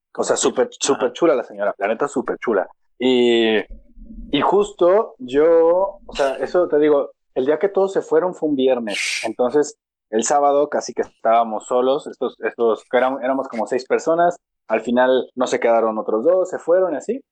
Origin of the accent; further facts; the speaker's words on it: Mexico; como mexicano pesimista